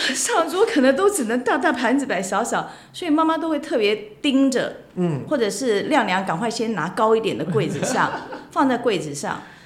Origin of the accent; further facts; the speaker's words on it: Kinmen County, Taiwan; 我们金门人做的那个碰